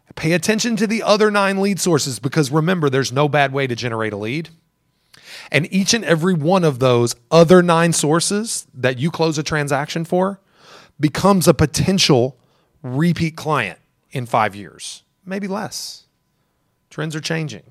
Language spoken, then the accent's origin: English; Elizabethtown, Kentucky, United States; now in Louisville, United States; I'm from Elizabethtown